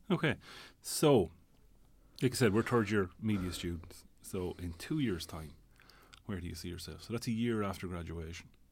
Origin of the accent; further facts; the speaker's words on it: Tipperary, Munster, Ireland; moved away as an adult; also born or lived in Dublin; now in Tallaght, Ireland; I'm originally from Tipperary, living in Dublin, I suppose, the last twenty, twenty-five, twenty-six years